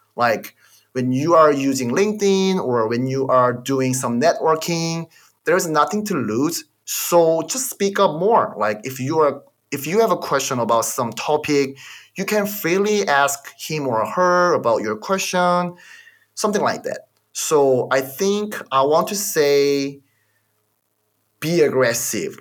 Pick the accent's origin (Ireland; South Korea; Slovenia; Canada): South Korea; English is a second language; moved away as an adult; now in United States; I'm from Korea